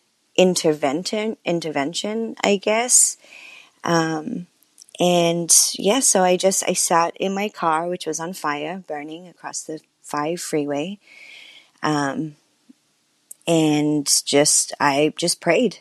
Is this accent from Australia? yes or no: yes; Sydney, New South Wales, Australia; moved away as an adult; now in United States; I'm from Sydney, Australia, as you mentioned. And, when I moved to the States